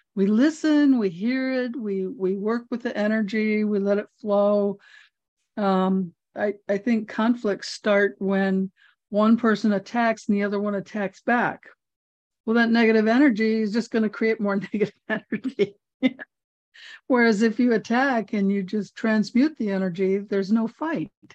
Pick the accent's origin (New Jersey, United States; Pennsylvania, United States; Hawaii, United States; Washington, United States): Hawaii, United States; I'm from Hawaii